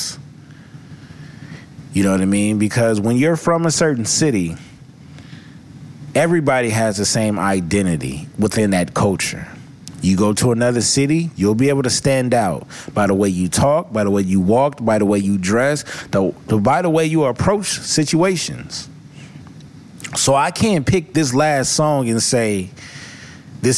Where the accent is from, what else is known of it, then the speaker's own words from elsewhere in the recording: Los Angeles, California, United States; also born or lived in Inglewood, California; I am from Los Angeles, California, East Side. Born in Inglewood, raised on the East Side.